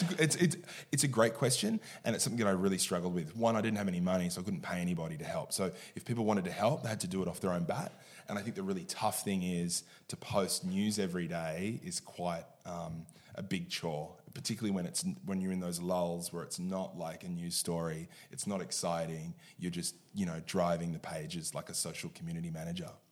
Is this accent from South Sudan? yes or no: no; Sydney, New South Wales, Australia; I was born and bred in Sydney